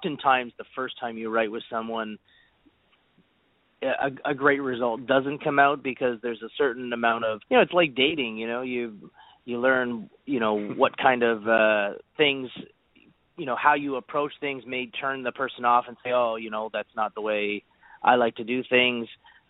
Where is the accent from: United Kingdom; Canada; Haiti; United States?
Canada; what we're doing up here as Canadian writers